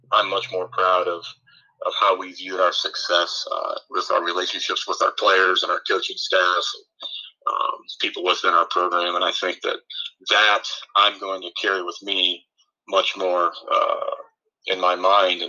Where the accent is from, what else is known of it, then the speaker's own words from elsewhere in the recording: Eden, Ohio, United States; being a kid growing up in Eden, Ohio